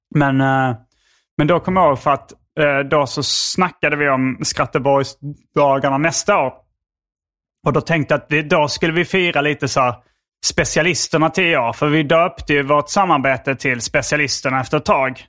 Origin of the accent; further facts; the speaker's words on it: Hjärup, Skåne, Sweden; accent: Scanian; moved away as an adult; also born or lived in Lund; now in Stockholm, Sweden; jag är från Hjärup och, eh, nu bor jag i Lund